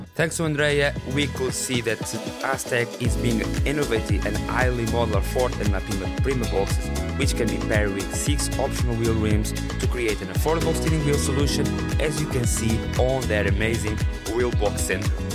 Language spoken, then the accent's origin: English; Coimbra, Centro, Portugal; from my hometown Coimbra